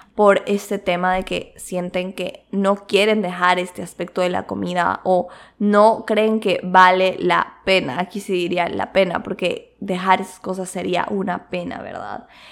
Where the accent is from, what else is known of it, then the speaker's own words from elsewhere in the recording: Quito, Pichincha, Ecuador; moved away; also born or lived in Cuenca; yo también vengo de la cultura de Quito, o sea, como que también tengo mucho de la cultura de Quito, que es otra ciudad, porque es donde nací